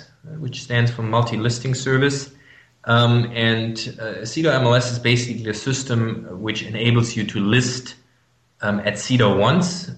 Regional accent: Germany; accent: German; English is a second language; I'm from Germany. You might hear that from my accent

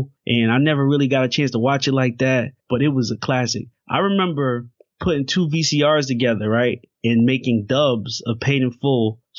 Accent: New Jersey, United States; So I'm from Jersey, New York, right?

